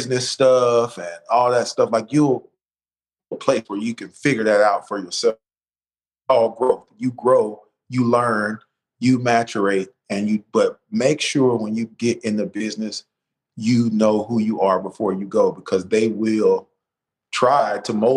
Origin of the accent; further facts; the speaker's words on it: Birmingham, Alabama, United States; I'm from Birmingham